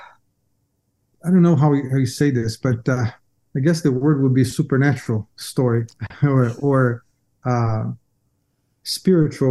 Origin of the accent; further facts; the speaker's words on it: São Paulo, Brazil; moved away; So I grew up in Brazil, São Paulo, okay. Brazil, most of my life